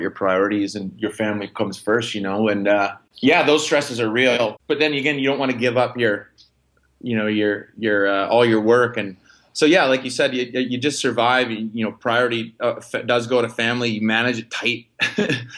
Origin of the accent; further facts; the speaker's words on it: Wisconsin, United States; moved away as an adult; also born or lived in Vancouver; I'm a kid from Wisconsin